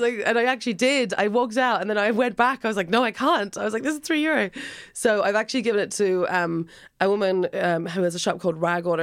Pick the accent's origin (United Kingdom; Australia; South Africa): Australia; Alice Springs, Northern Territory; now in Ireland; I'm from Australia, a town called Alice Springs originally.